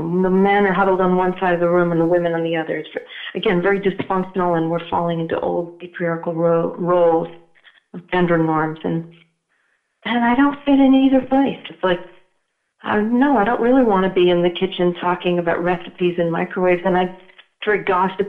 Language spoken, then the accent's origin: English; New England, United States; I'm from New England